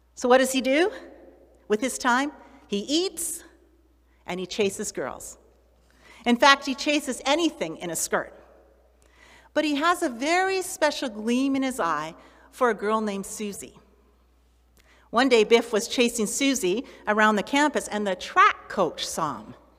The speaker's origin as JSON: {"language": "English", "country": "Canada", "tie": "born or raised there", "said": "Well, that's where I live or that's where I was born"}